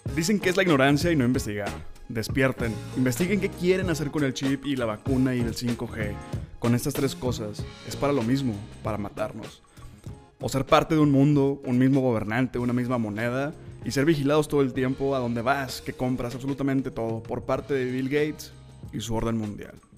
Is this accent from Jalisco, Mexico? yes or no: no; Monterrey, Nuevo León, Mexico; soy de Monterrey